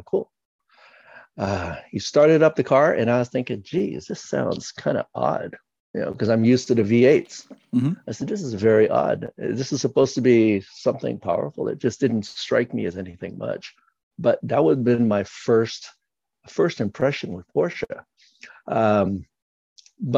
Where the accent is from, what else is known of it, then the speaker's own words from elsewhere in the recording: San Francisco, California, United States; growing up in San Francisco, the Bay Area, in California